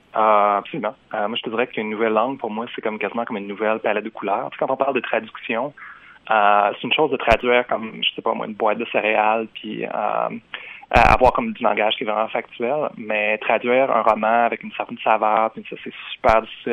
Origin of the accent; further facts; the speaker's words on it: Jonquière, Quebec, Canada; first language French; moved away as an adult; now in Montreal, Canada; j'ai étudié comme dans ma ville natale, qui est Jonquière